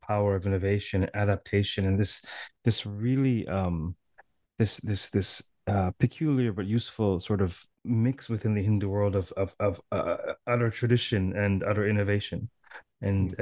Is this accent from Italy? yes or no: no; Toronto, Ontario, Canada; I'm from Toronto